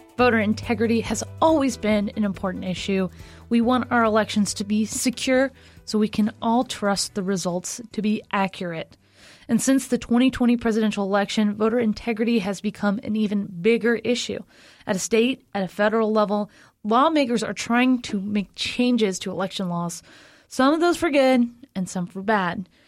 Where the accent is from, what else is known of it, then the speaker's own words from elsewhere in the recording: Florida, United States; Florida, my my home state, the best state